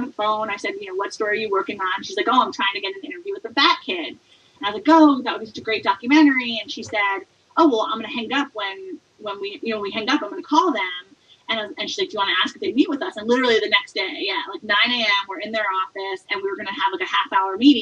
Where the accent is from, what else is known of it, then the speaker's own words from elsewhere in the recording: Port Chester, New York, United States; moved away as an adult; also born or lived in Connecticut; now in San Francisco Bay Area, United States; I grew up in Portchester, New York, which is a suburb outside of Manhattan, about 30 minutes north